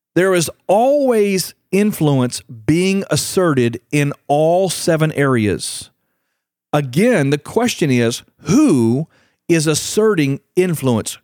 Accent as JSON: {"language": "English", "country": "United States", "said": "my country, America"}